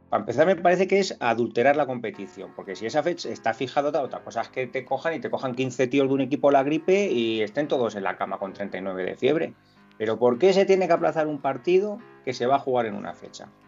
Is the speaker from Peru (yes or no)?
no; Catalonia, Spain; me molesta como madridista, me molesta como español, porque mm, yo, yo entiendo que mi sensibilidad no es la única